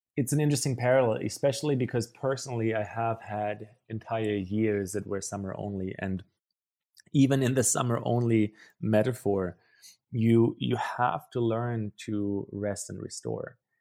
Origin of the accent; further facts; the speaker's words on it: Germany; English is a second language; moved away; also born or lived in Paraguay; I grew up in Germany, which you, you might be able to hear based on my accent